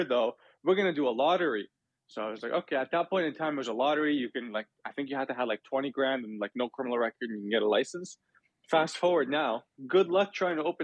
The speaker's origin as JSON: {"language": "English", "town": "Toronto", "region": "Ontario", "country": "Canada", "said": "I'm from Toronto"}